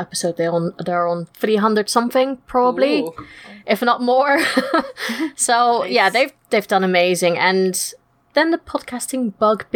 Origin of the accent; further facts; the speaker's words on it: Netherlands; moved away as an adult; now in United Kingdom; I'm originally from Holland, as you can't tell from the funny accent, but I've been living in the UK now for the last 10 years